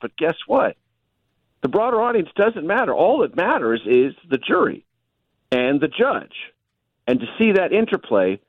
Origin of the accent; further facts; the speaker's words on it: San Diego, California, United States; coming back from D.C. to my hometown